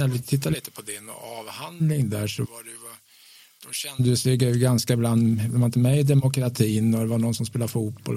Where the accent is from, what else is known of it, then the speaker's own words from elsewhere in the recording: Östergötland, Sweden; min uppväxt i Östergötland på 60-talet